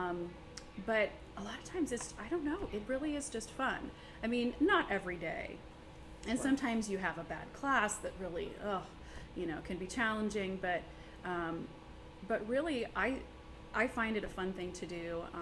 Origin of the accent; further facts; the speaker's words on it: Newark, Ohio, United States; also born or lived in Marietta; since I was from Newark, I got this job and was able to come back home